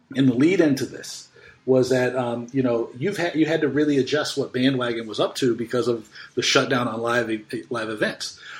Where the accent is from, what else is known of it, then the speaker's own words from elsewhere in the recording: United States; being an American